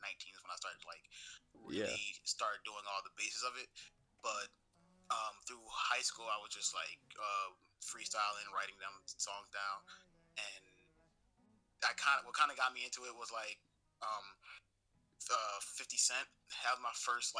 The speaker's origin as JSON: {"language": "English", "town": "Trenton", "region": "New Jersey", "country": "United States", "tie": "born or raised there", "moved": "as an adult", "lives_now": "Philadelphia, United States", "said": "I'm from Trenton, New Jersey"}